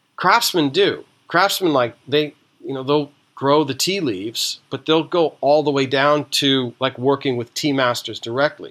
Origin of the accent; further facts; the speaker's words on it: East Coast, United States; I grew up on the East Coast